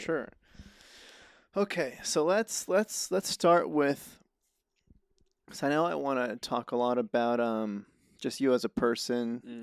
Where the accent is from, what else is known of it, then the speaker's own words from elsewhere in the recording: Reno, Nevada, United States; moved away as an adult; now in Los Angeles, United States; I'm from Reno, Nevada, so I didn't, I didn't come too far. I've been here, like, three years